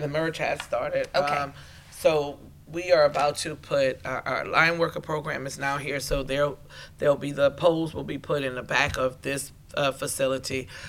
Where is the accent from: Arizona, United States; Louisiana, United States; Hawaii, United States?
Louisiana, United States; Terrebonne Parish; I'm from Terrebonne Parish